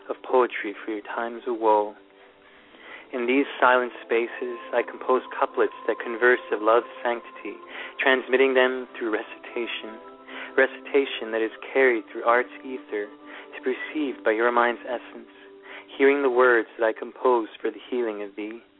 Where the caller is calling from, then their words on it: Thunder Bay, Ontario, Canada; Uh, I'm calling from Ontario in Canada.